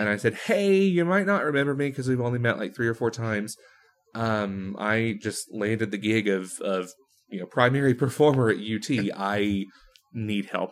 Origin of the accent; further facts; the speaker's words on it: Texas, United States; moved away as an adult; now in Rochester, United States; I grew up in Texas. I lived about the first twenty-two and a half years of my life there